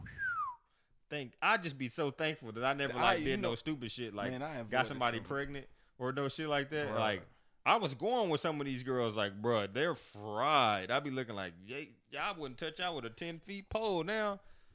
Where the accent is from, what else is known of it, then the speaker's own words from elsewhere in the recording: Kansas City, United States; I'm from Kansas City